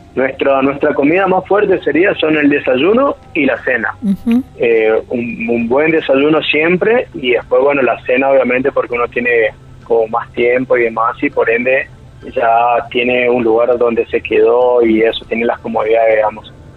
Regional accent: Chaco, Argentina; somos del Chaco

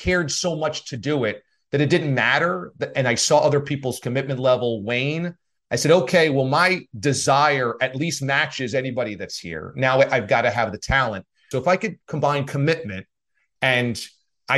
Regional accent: New York, United States; moved away as an adult; also born or lived in Boston / Miami / Syracuse; I grew up in New York

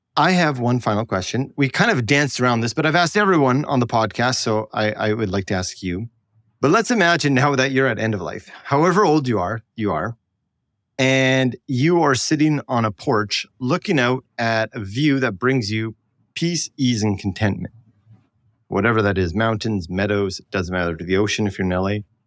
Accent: Canada; I'm apparently Canadian

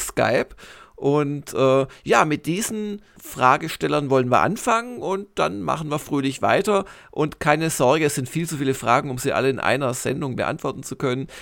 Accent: Swabia, Germany; ich komme aus Schwaben

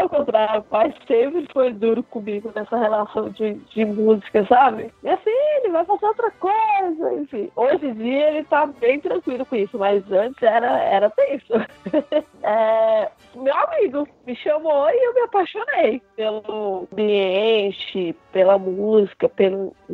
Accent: Brasília, Federal District, Brazil; É, eu sou brasiliense.

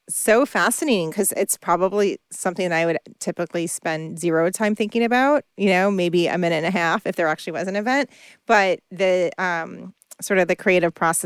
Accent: New York area, United States; I grew up in the New York area

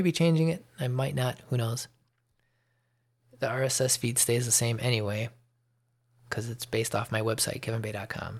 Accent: Chicago, Illinois, United States; moved away as an adult; now in Georgia, United States; I'm from the Chicago area

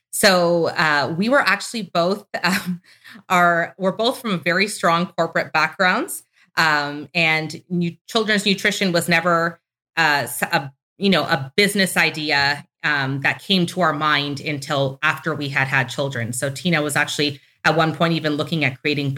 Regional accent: Toronto, Ontario, Canada; We're both Canadians. We grew up in Toronto, Canada

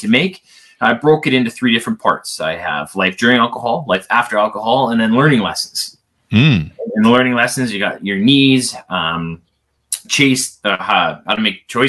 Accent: Canada; I am Canadian, as you can probably tell when it says I play hockey

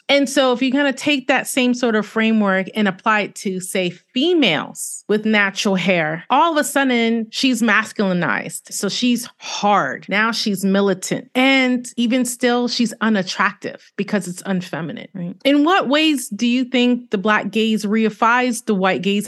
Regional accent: New York City, New York, United States; I'm from Brooklyn

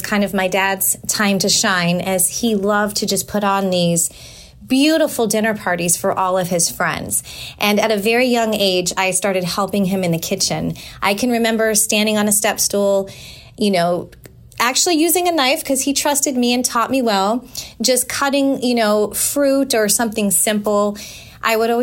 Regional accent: San Jose, California, United States; moved away as an adult; also born or lived in Walnut Creek, California; now in Tampa, United States; I moved to San Jose

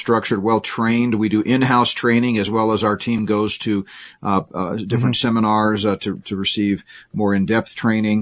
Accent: Houston, Texas, United States; I grew up in Houston, went to high school and college there.

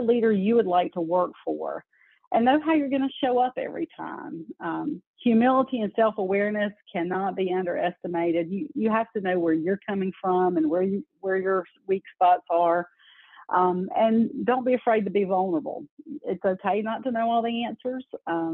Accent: North Carolina, United States; I grew up in North Carolina

